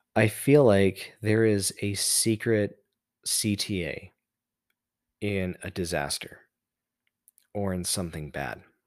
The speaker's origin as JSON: {"language": "English", "town": "Las Vegas", "region": "Nevada", "country": "United States", "tie": "born or raised there", "moved": "yes", "said": "my hometown"}